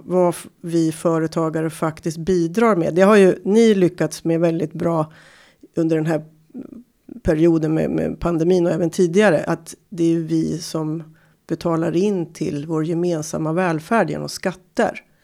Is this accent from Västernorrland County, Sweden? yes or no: yes; Timrå, Västernorrland County, Sweden; Jag kommer från Timrå